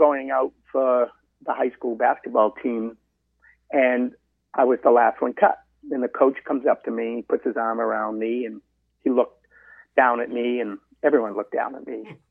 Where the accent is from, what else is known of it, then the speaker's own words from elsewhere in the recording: Medford, Massachusetts, United States; boy growing up in Medford, right outside, obviously, of Boston